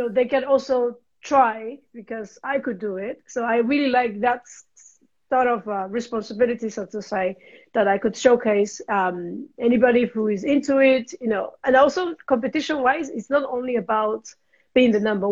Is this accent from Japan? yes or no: yes; Japan; English is a second language; moved away as an adult; also born or lived in London; now in Switzerland; I'm originally from Japan. It's been almost 10 years I live in Switzerland.